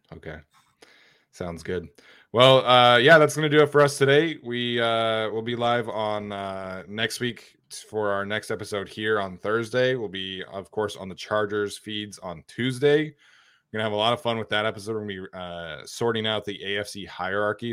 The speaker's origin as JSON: {"language": "English", "region": "Utah", "country": "United States", "tie": "born or raised there", "said": "growing up in Utah, like, the Broncos are the local team there"}